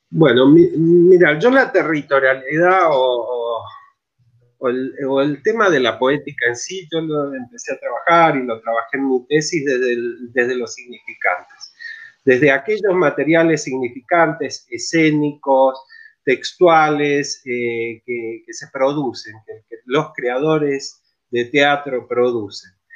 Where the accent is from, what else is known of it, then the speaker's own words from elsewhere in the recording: Mendoza, Argentina; moved away as an adult; now in San Luis, Argentina; Yo en realidad soy nacido en Mendoza, soy, soy de, montaña, digamos. Eh, y, bueno, me vine acá a San Luis a estudiar